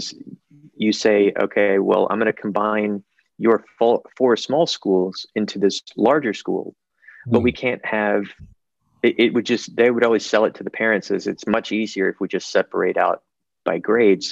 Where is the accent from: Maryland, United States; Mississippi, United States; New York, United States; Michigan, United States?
Mississippi, United States; in Mississippi, my home state